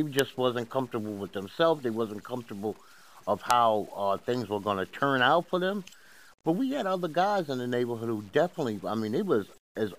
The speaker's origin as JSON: {"language": "English", "town": "New York City", "region": "New York", "country": "United States", "tie": "born or raised there", "said": "I'm from Bed-Stuy, right?"}